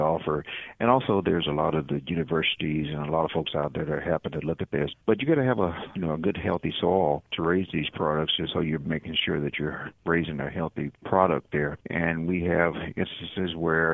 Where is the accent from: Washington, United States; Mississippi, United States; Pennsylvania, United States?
Mississippi, United States; as a boy growing up in Mississippi, you know, I'm a farm boy